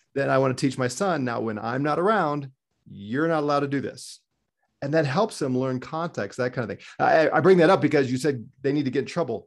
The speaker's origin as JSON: {"language": "English", "country": "United States", "said": "as an American"}